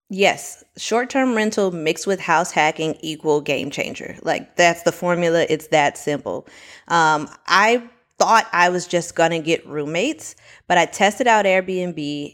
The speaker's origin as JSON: {"language": "English", "town": "Miami", "region": "Florida", "country": "United States", "lives_now": "Orlando, United States", "said": "I'm originally from Miami, Florida, currently living in Orlando."}